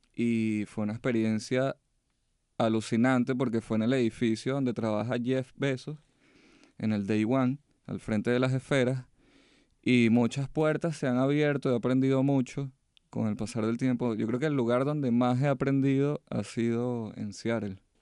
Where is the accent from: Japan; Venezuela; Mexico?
Venezuela; moved away as an adult; now in United States; mi país en alto de donde vengo